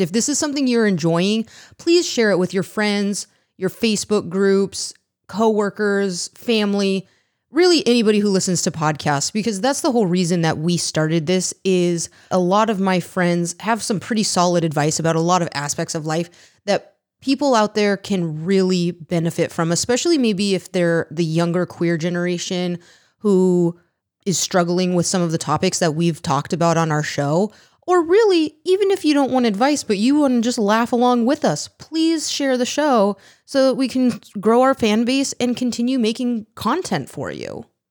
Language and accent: English; California, United States; moved away; also born or lived in Massachusetts; I'm from California